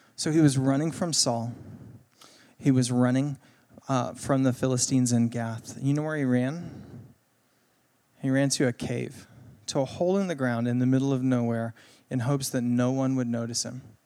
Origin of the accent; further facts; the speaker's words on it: Greenville, United States; I grew up here in Greenville